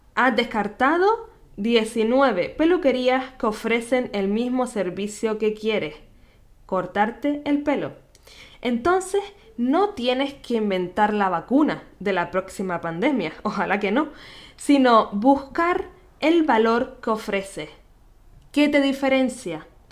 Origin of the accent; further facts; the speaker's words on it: Canary Islands, Spain; nacida en Canarias